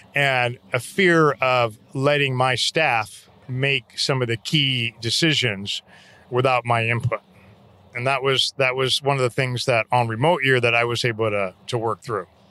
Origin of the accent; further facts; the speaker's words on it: St. Louis, Missouri, United States; moved away; also born or lived in Denver, Colorado; I grew up in Saint Louis, Missouri. We moved to Denver when I was in high school, then back to Saint Louis for my senior year in high school